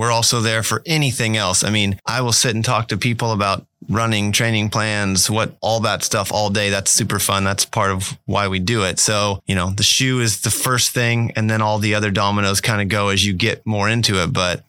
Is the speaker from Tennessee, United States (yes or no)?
no; Fort Scott, Kansas, United States; Fort Scott.